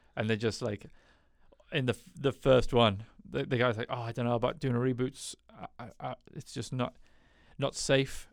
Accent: United Kingdom; I'm British

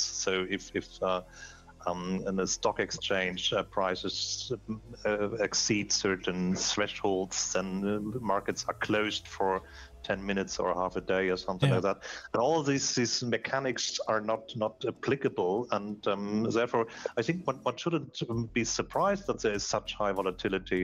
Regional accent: Hamburg, Germany; I'm here in Hamburg, which is my my, my hometown, Hamburg, Germany

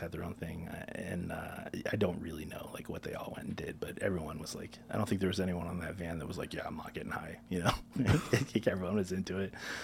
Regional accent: South Florida, United States; I'm from South Florida

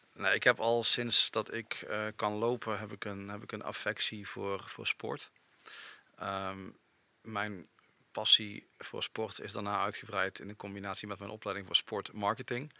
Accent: Eindhoven, North Brabant, Netherlands; now in Overasselt, Netherlands; Mijn roots liggen in Eindhoven

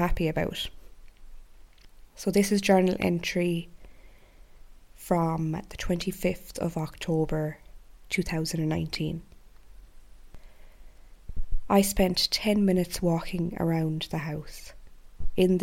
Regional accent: Ireland; my home country of Ireland

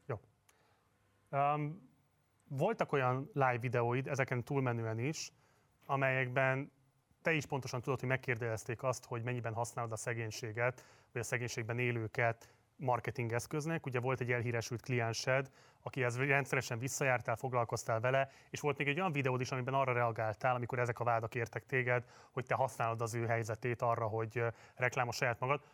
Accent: Hungary; Magyarországon élünk, magyarok vagyunk

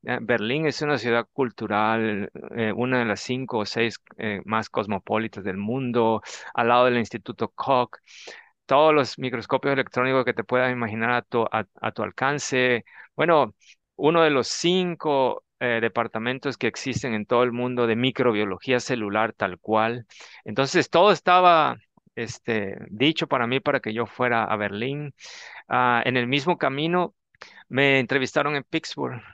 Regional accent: Tabasco, Mexico; moved away as an adult; regresar a mi pueblo, lo voy a tener que decir, soy tabasqueño, a Tabasco

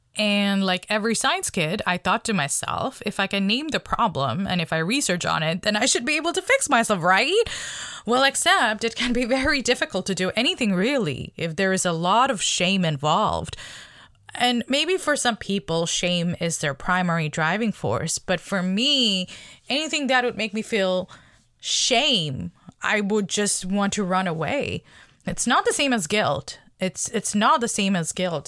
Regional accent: Bangladesh; moved away as an adult; now in Canada; I came to Canada when I was eighteen from Bangladesh.

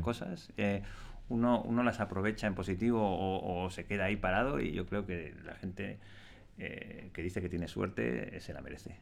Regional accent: Spain; Cómo somos los españoles

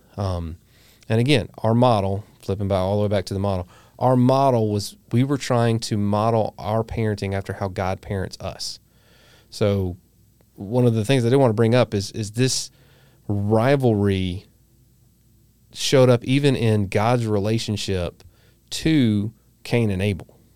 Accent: the South, United States; living here in the South. And if you hadn't figured it out, we're from the South.

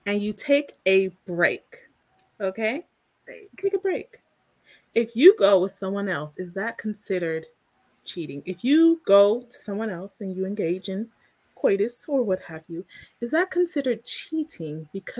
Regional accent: California, United States; we're from California

